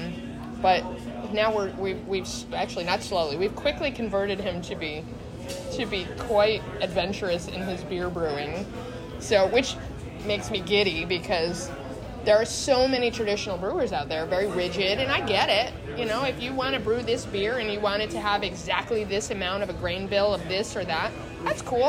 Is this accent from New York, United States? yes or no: yes; New York, United States; now in Yulee, United States; I'm originally from New York.